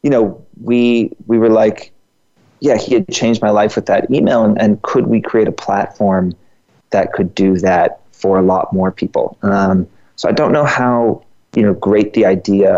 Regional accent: Georgia, United States; now in New York, United States; I'm from Georgia

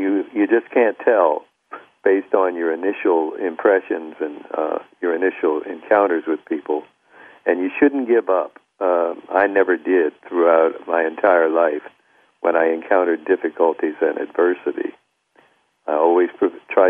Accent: Wilmington, Delaware, United States; I had a hero who was a black doctor in my hometown of Wilmington, Delaware.

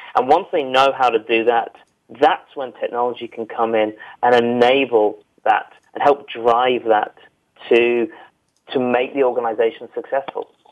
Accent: United Kingdom

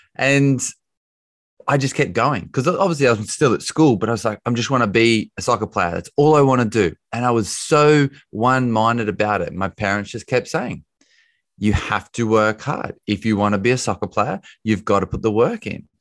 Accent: Bathurst, New South Wales, Australia; also born or lived in United States; now in London, United Kingdom; I am Australian. I grew up in Australia. I live in London these days

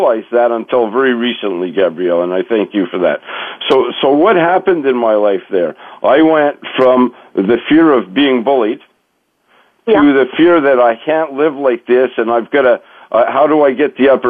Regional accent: Montreal, Quebec, Canada; I grew up in Montreal

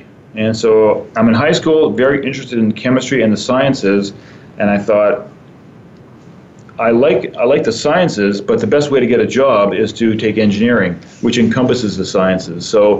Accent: Sault Ste. Marie, Ontario, Canada; moved away as an adult; also born or lived in Saskatchewan; now in Calgary, Canada; I grew up in Sault Ste. Marie, which is a town in northern Ontario, which is really full of a lot of Italian immigrants. And so the rest of my family was born in northern Italy, my brothers and sisters. And we came over to Canada, like many immigrants, in the 50s.

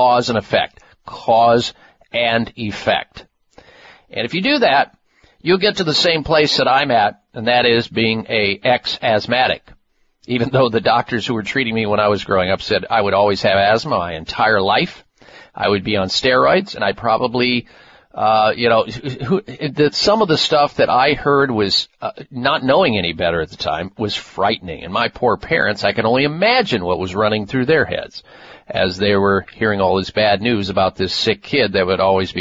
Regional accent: Midwest, United States; Growing up in the Midwest, eating a lot of dairy foods

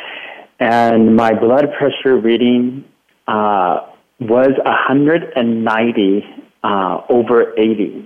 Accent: Watsonville, California, United States; my hometown in Watsonville, California

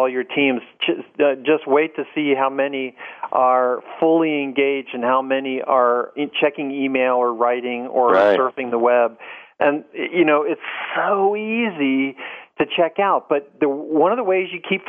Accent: Washington, District of Columbia, United States; someone who was raised in the Washington, D.C. area

